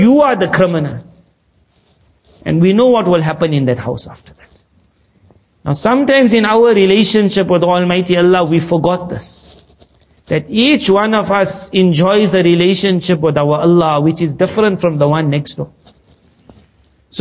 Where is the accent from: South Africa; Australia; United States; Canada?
South Africa; When we grew up in South Africa